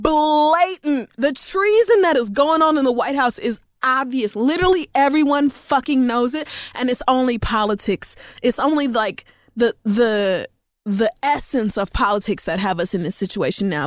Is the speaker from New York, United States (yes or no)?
no; Oklahoma, United States; growing up in Oklahoma